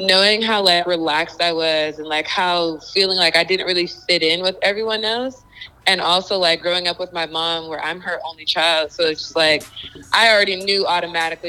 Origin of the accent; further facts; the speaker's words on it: Inland Empire, California, United States; I am originally from the Inland Empire. It's like 45 minutes from